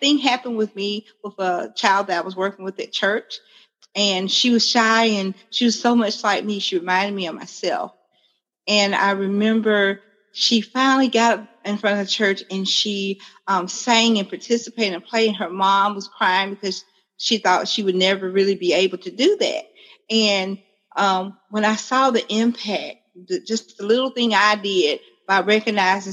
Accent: Pinson, Alabama, United States; I am from Pinson, Alabama. For people who might not know, that's right outside of Birmingham, Alabama.

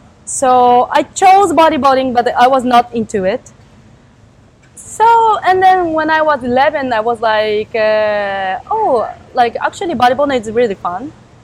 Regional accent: Japan; English is a second language; also born or lived in Ichinomiya, Chiba; we kind of like Japanese

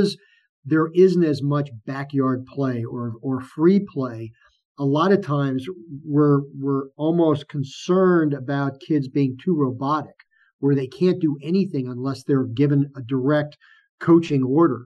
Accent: New York City, New York, United States; growing up in New York, you go out into New York City years ago

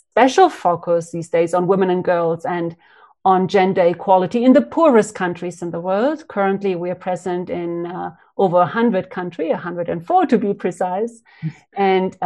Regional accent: Uruguay; moved away as an adult; also born or lived in Cambodia; I'm from Uruguay, from South America, and I was a young 25-year-old woman when I arrived in 94 in Cambodia

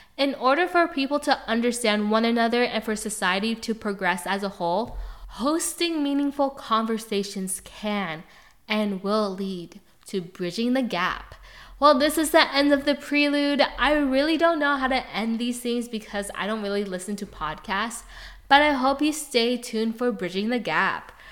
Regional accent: Pleasanton, California, United States; also born or lived in Hayward, California; I was born in Hayward, raised in Pleasanton, California.

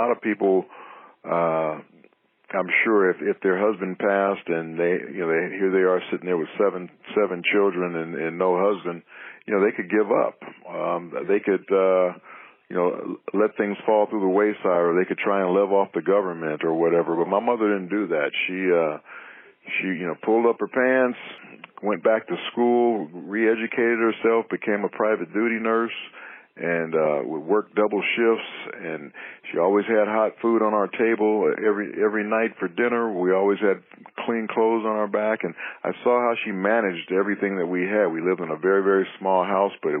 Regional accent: Los Angeles, California, United States; I grew up in Los Angeles

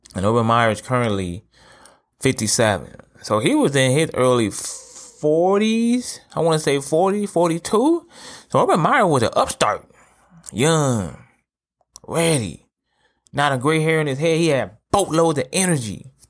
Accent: Toledo, Ohio, United States; I'm from Toledo, Ohio, right? I live here currently.

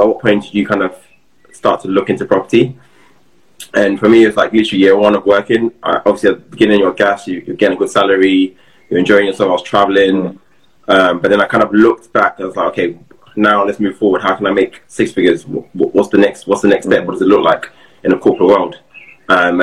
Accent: London, United Kingdom; moved away as an adult; also born or lived in Hertfordshire / West Midlands; I was brought up in South East London

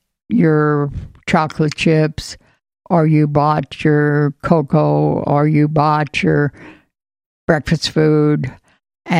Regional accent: between Knoxville and Pella, Iowa, United States; In Knoxville, or in between Knoxville and Pella on a farm.

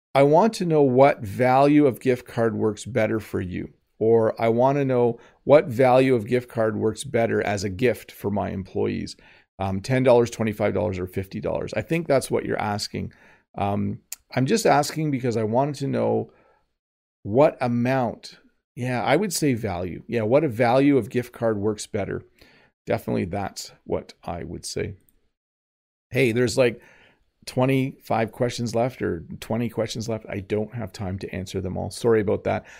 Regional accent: Canada; accent: Canadian; first language English; I'm Canadian

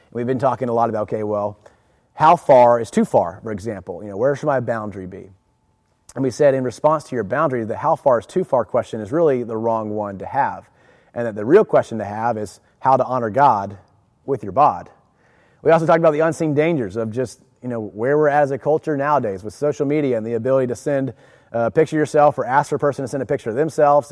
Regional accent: Jacksonville, Florida, United States; I grew up in Jacksonville. I went from San Pablo to Fletcher Middle School to Fletcher High School, on to the University of Florida.

